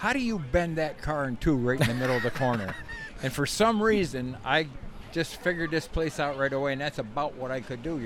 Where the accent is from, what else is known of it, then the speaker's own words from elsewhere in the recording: Saranac Lake, New York, United States; we're both from Saranac Lake